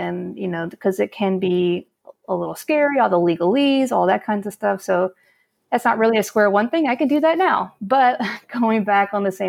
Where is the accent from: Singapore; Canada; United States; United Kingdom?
United States; Alabama; I grew up in Alabama.